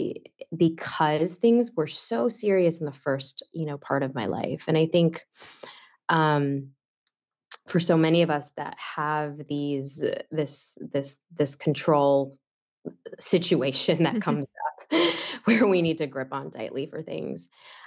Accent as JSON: {"language": "English", "town": "Chicago", "region": "Illinois", "country": "United States", "tie": "born or raised there", "said": "I born and raised in Chicago"}